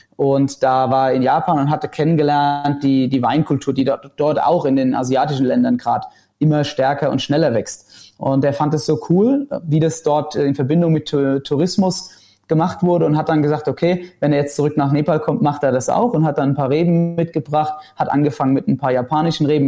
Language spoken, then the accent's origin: German; Rhineland-Palatinate, Germany; bei uns in Rheinland-Pfalz